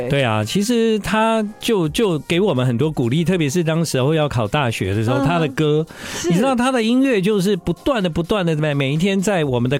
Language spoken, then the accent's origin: Chinese; southern Taiwan, Taiwan; now in Taipei, Taiwan; 其实呢，啊、呃，在我还在念大学的时候，嗯，啊，我从南部来到台北，对对，一切的事情都感到非常的新鲜